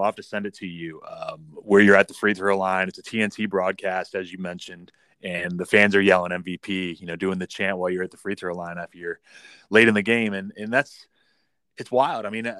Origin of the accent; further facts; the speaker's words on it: Ohio, United States; also born or lived in Miami, Florida; Nah, I mean, I grew up in Ohio, but I grew up in Miami also. So when I was younger, I picked up all Miami teams.